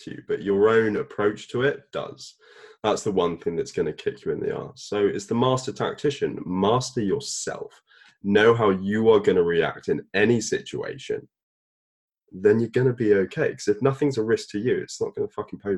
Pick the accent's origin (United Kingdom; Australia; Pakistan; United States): United Kingdom; I'm a British person